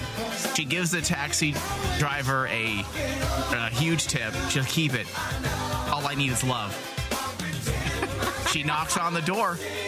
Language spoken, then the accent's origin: English; New York, United States; I'm from New York. This is what we did.